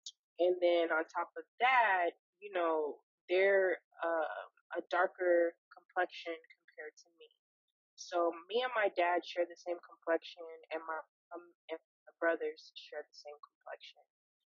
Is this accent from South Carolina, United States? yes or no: yes; South Carolina, United States; born there; because I was born in South Carolina and we used to be stationed there.